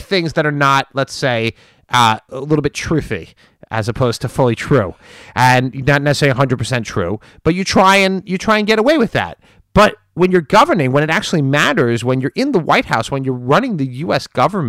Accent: United States; as a Republican and an American, I would say that it's offensive to me

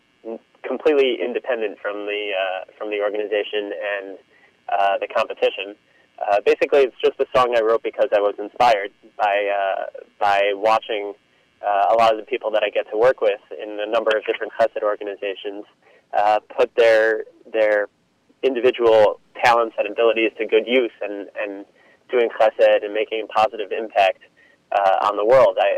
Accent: New York City, New York, United States; also born or lived in Israel; I grew up in Queens

